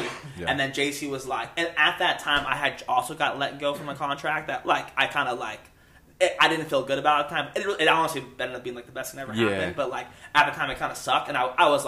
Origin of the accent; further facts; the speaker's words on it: Las Vegas, Nevada, United States; moved away as an adult; also born or lived in Reno; now in Oklahoma, United States; I grew up in Vegas